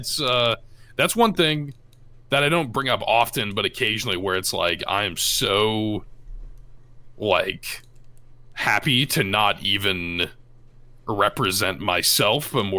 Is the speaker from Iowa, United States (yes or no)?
yes; Iowa, United States; when people are like, hey, I'm from Iowa too, in like a town in the middle of nowhere, and it's like, it's super cool to be able to kind of represent